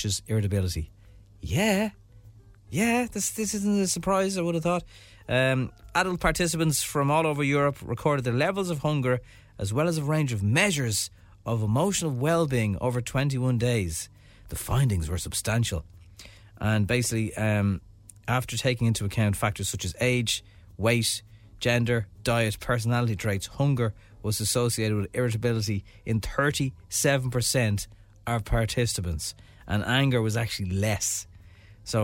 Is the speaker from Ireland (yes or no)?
yes; Ireland; as an Irish person